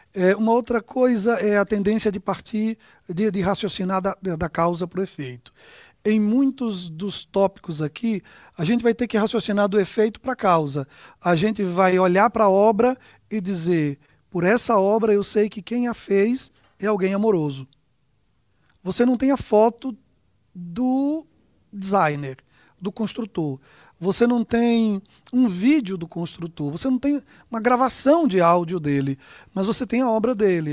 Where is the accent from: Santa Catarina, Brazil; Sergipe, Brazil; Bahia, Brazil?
Sergipe, Brazil; Aracaju; moved away; A gente é de Aracaju, né? Nossa terra natal, lá, lá eu fui construído